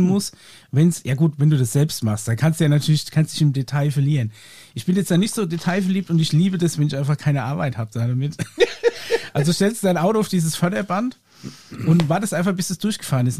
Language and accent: German; Aschaffenburg, Bavaria, Germany; Bei uns in Aschaffenburg